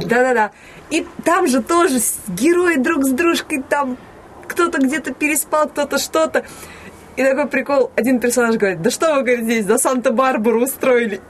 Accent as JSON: {"language": "Russian", "town": "Ivanovo", "region": "Ivanovo Oblast", "country": "Russia", "tie": "born or raised there", "also_born_or_lived": "Komsomolsk-on-Amur", "said": "когда мне было три года, мы переехали из Комсомольска на море, соответственно, в Иваново"}